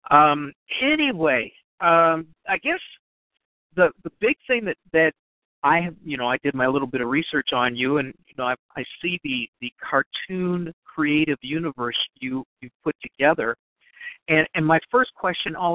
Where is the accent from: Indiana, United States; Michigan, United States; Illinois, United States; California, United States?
Illinois, United States; Chicago; also born or lived in Green Bay, Wisconsin; You know, I grew up in Chicago, and then I went to undergrad in Green Bay, Wisconsin, and and that was like quite the culture shock for me.